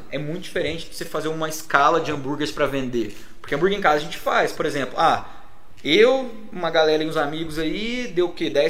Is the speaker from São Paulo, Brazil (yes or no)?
no; Pouso Alegre, Minas Gerais, Brazil; lá de Pouso Alegre.